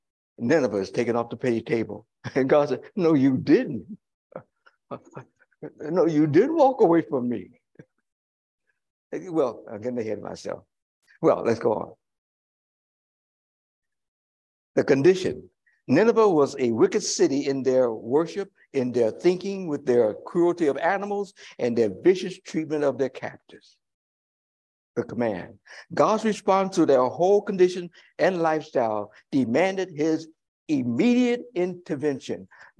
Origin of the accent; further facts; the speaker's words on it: Chicago, Illinois, United States; I live in Chicago. Check out the boundaries. It's the whole idea of the metropolitan Chicago. I am a Chicagoan.